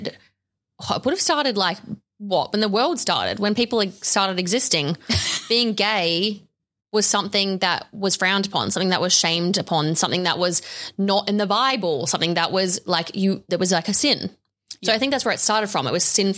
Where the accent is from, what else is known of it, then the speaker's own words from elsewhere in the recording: Sydney, New South Wales, Australia; growing up where I grew up on the North Shore of Sydney